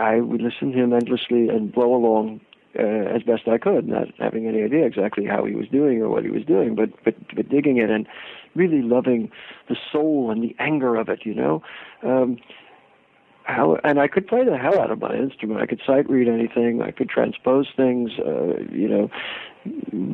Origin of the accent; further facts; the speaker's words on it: suburbs of New York City, United States; moved away; I grew up in New York, in the suburbs of New York City, in the 50s and 60s